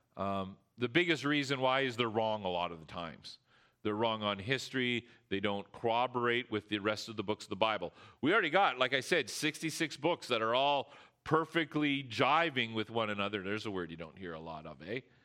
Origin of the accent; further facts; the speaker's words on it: Canada; we're Canadian